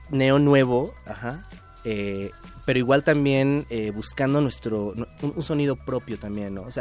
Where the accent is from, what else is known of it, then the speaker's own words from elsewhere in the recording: Mexico; somos latinos, todos somos, este, somos mexicanos